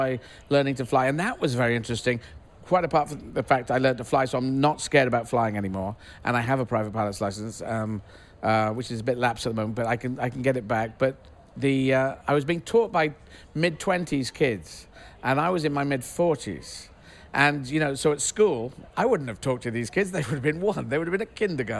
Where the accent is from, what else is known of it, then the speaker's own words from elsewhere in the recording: England, United Kingdom; I'm just an English, British transgender person